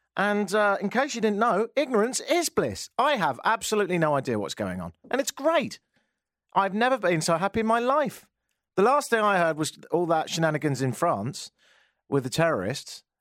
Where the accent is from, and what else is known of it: United Kingdom; accent: British; moved away as an adult; now in Toronto, Canada